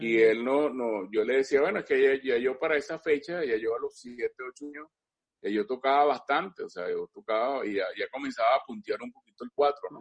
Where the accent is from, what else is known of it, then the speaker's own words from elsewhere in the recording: Caracas, Capital District, Venezuela; yo soy nacido aquí en Caracas. Yo nací en Caracas aquí ah. en 1952